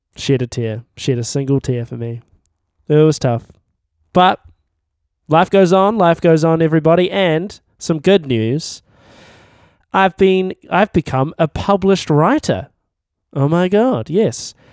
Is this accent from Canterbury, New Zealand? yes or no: yes; Timaru, Canterbury, New Zealand; I'm from Timaru